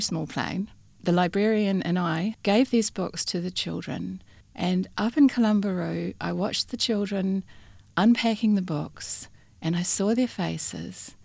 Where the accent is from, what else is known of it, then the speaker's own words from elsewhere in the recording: New Zealand; moved away as an adult; also born or lived in Christchurch, New Zealand; now in Western Australia, Australia; my childhood in New Zealand